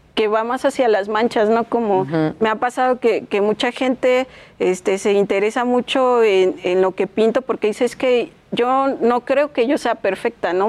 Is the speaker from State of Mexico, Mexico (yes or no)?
yes; Chimalhuacán, State of Mexico, Mexico; Yo soy de Chimalhuacán